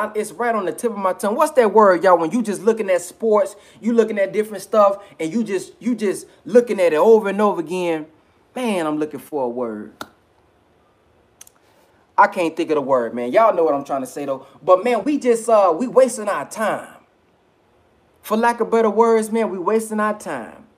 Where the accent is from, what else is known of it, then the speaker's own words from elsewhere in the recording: the South, United States; I'm from the South, so I say filth